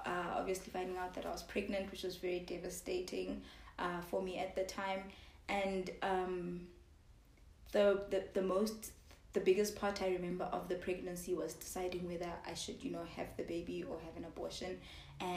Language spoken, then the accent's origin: English; Johannesburg, Gauteng, South Africa; also born or lived in Zimbabwe / Lesotho / Kenya; I grew up in Joburg predominantly. But my dad worked all over Africa. So 2 years of my life I spent in Zimbabwe